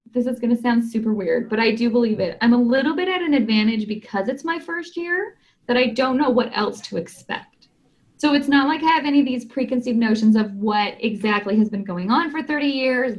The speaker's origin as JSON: {"language": "English", "region": "Southern California", "country": "United States", "tie": "born or raised there", "said": "I grew up in this area. So I'm from Southern California."}